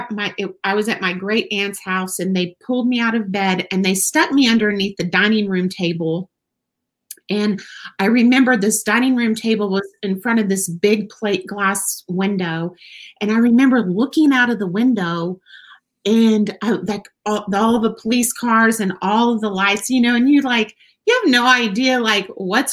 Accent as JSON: {"language": "English", "region": "West Texas", "country": "United States", "tie": "born or raised there", "also_born_or_lived": "Weatherford, Oklahoma", "said": "born in Weatherford, Oklahoma, but I was raised in West Texas. I'm a West Texas girl, diehard. I grew up all over West Texas"}